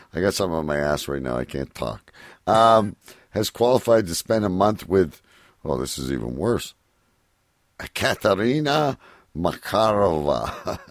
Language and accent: English; Windsor area, Ontario, Canada; it comes from my hometown